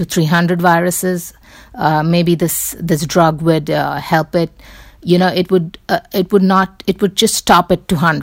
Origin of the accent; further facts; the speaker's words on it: Mumbai, Maharashtra, India; moved away; I grew up in Bombay.